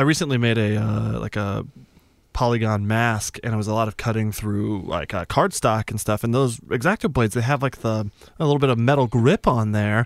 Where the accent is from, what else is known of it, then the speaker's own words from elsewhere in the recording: New Mexico, United States; moved away; also born or lived in Tucson, Arizona; I'm from New Mexico originally